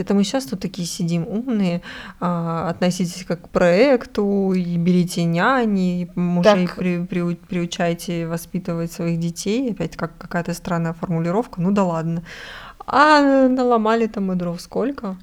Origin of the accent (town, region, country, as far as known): Russia